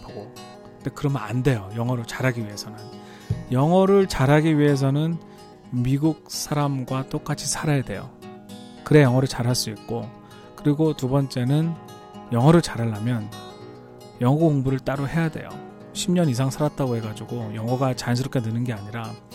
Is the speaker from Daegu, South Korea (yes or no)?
no; Seoul, South Korea; moved away as an adult; now in United States; 저는 뭐 한국에서 서울에서 자랐기 때문에